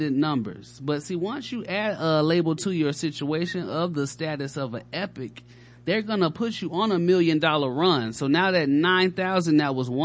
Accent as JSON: {"language": "English", "town": "Chicago", "region": "Illinois", "country": "United States", "moved": "yes", "lives_now": "Atlanta, United States", "said": "We in Atlanta. You know what I mean? I'm from Chicago"}